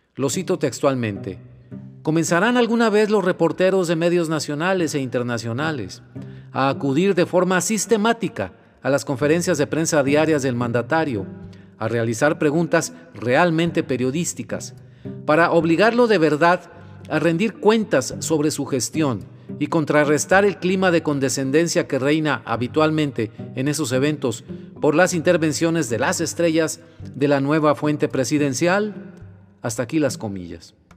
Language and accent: Spanish; Mexico; los mexicanos